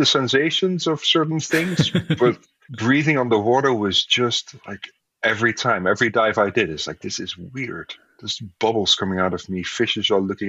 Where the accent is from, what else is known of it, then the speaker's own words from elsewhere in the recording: Netherlands; I grew up in the Netherlands, so water is always nearby